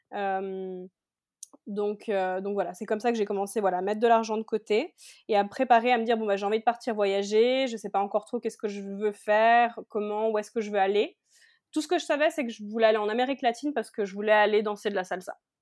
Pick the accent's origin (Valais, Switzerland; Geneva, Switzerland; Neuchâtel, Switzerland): Geneva, Switzerland; moved away as an adult; now in Cali, Colombia; je viens de Genève en Suisse, j'ai 31 ans et je vis actuellement à Cali en Colombie.